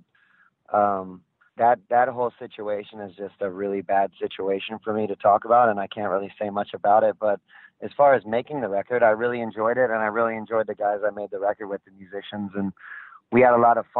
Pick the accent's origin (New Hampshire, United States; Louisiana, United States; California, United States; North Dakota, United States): California, United States; Southern; I grew up in Southern California, and when I was a kid, it was surfing and skateboarding